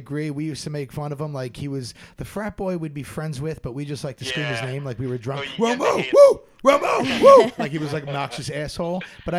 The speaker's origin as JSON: {"language": "English", "town": "Atlantic City", "region": "New Jersey", "country": "United States", "moved": "yes", "lives_now": "Los Angeles, United States", "said": "I'm from Atlantic City."}